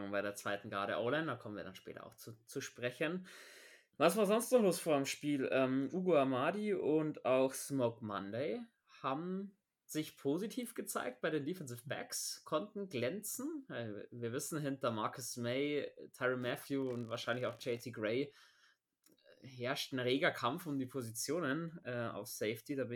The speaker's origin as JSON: {"language": "German", "region": "Bavaria", "country": "Germany", "said": "Wide Receiver haben wir zum Sau fordern, da hat man bei uns in Bayern sagen."}